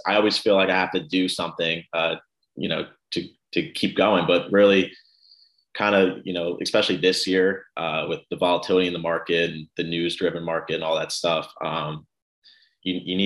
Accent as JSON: {"language": "English", "town": "New York City", "region": "New York", "country": "United States", "tie": "born or raised there", "also_born_or_lived": "New Jersey", "moved": "as an adult", "lives_now": "Maryland, United States", "said": "I was born and raised in Brooklyn, New York"}